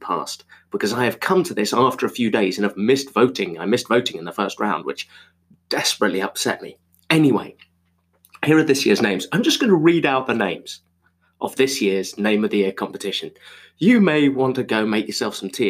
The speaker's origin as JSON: {"language": "English", "country": "Zimbabwe", "tie": "born or raised there", "said": "I was born in Zimbabwe"}